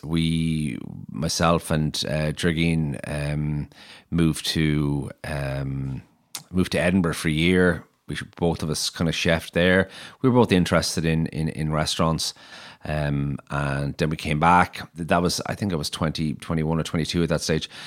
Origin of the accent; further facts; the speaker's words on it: Maynooth, County Kildare, Ireland; moved away as an adult; also born or lived in Clondalkin / Dublin; now in Galway, Ireland; I was born in Clondalkin, um, and we, I, I grew up in Maynooth. I think I was in Maynooth from about four to seventeen